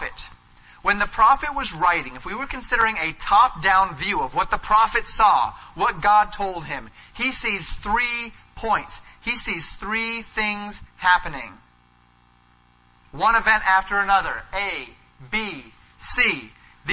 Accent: Colorado, United States; growing up in Colorado, we would go up to the mountains

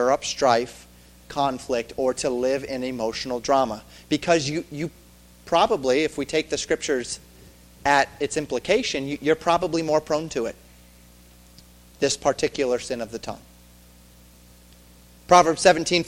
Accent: the West, United States; I grew up in the West

